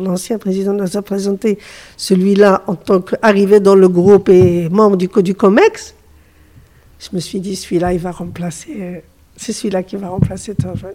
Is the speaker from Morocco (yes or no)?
yes; Morocco; je suis du Maroc